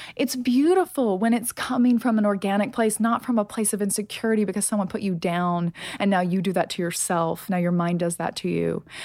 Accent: United States; I'm from America

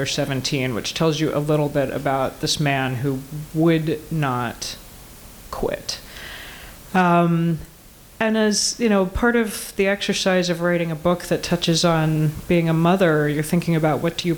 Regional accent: Georgia, United States; moved away; I have some wood in the garage back in Atlanta. I grew up in Georgia.

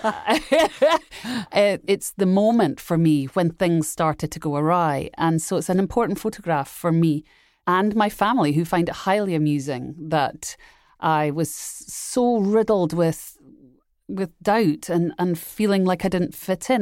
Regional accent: Edinburgh, Scotland, United Kingdom; I grew up in Edinburgh, Scotland

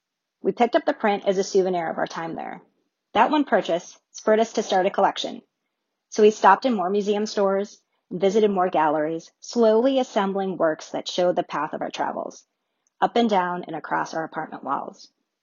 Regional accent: Chicago, Illinois, United States; moved away as an adult; now in Munich, Germany; I'm originally from Chicago. I moved to Munich, Germany in 2019

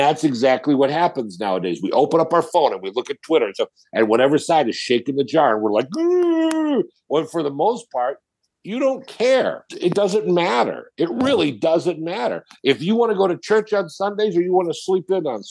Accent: Kirtland, Ohio, United States; now in Cleveland, United States; I grew up in Kirtland

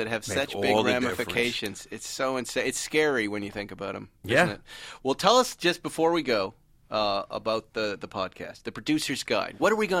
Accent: Massachusetts, United States; We grew up in Massachusetts.

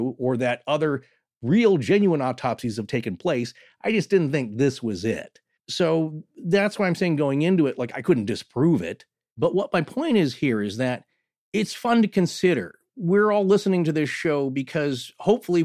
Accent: Pacific Northwest, United States; growing up in the Pacific Northwest

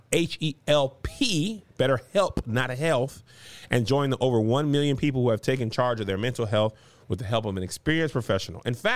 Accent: El Paso, Texas, United States; Because I'm from El Paso, Texas.

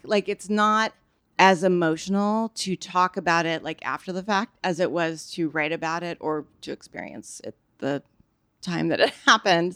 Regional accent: Bay Area, California, United States; born or raised there; also born or lived in Nebraska

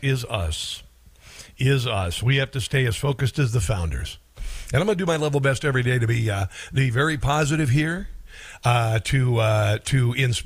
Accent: Iowa, United States; I'm from Iowa

